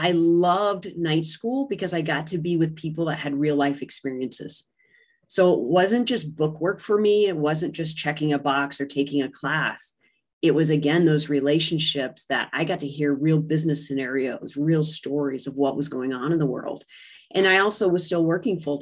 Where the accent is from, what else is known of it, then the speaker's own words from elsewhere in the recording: United States; coming back to the U.S. After a year abroad